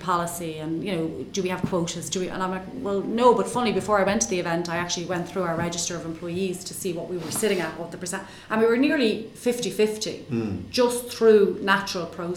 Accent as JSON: {"language": "English", "country": "Ireland", "said": "I'm an Irish accountant"}